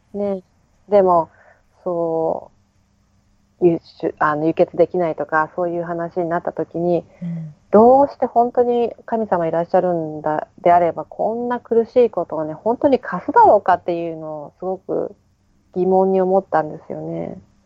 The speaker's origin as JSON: {"language": "Japanese", "country": "Japan", "tie": "born or raised there", "moved": "as an adult", "lives_now": "New Zealand", "said": "日本の実家"}